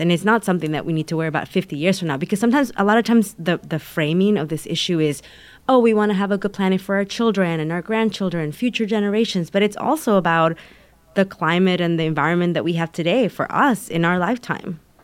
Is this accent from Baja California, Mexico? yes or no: no; Taxco, Guerrero, Mexico; now in Los Angeles, United States; in my hometown of Tasco.